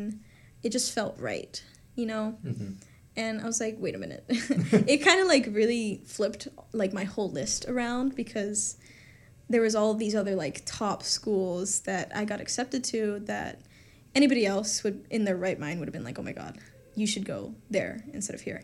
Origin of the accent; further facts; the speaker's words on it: Orlando, Florida, United States; now in DeLand, United States; I'm from Orlando